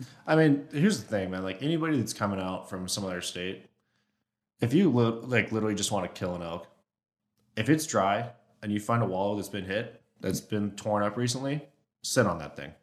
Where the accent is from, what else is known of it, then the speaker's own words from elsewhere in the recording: Oregon, United States; moved away; growing up in Oregon, I shot at one spike when I was in high school.